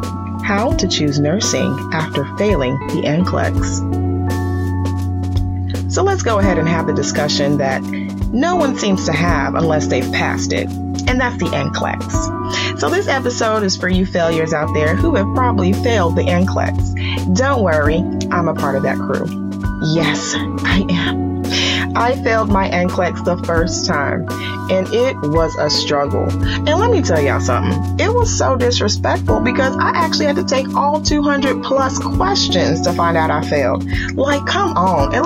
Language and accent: English; Nigeria; I am Nigerian